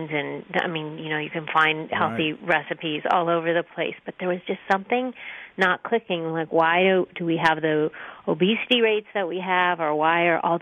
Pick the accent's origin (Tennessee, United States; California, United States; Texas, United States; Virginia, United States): California, United States; Los Angeles; I grew up in Los Angeles